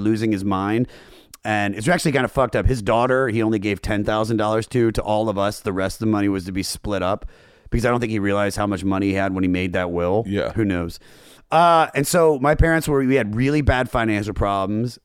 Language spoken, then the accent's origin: English; Germantown, Maryland, United States; moved away; also born or lived in Baltimore; I'm Germantown, right outside of D.C. I lied for a long time and said I was from Baltimore because I lived there for 10 years and I thought it made me cooler, but yeah. I'm really from the suburbs of D.C.